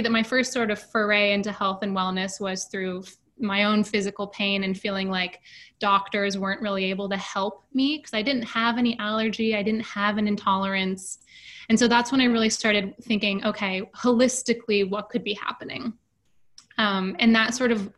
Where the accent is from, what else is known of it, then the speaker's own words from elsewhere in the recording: Seattle, Washington, United States; moved away as an adult; now in New York City, United States; I was born and raised in Seattle, actually, and I moved to New York pretty much right after college